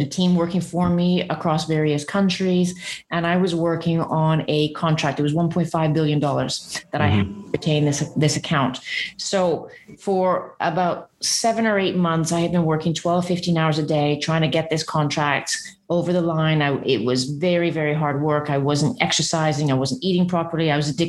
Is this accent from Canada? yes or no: yes; Vancouver, British Columbia, Canada; moved away; also born or lived in Portsmouth, England; So I was born in Portsmouth, England, to English parents. They immigrated to Vancouver, Canada when I was 3 months old. And so I was raised in Canada to an English father who didn't want me to sound Canadian or American.